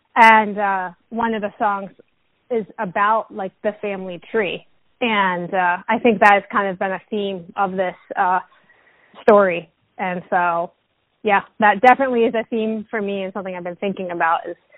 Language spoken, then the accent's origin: English; New York, United States; as a New Yorker